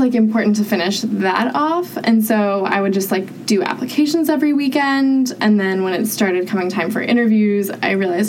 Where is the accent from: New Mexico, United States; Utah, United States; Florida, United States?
Utah, United States; moved away as an adult; I'm from Utah. Very conservative, like not great public transportation, like hard to get around unless you like live in the city.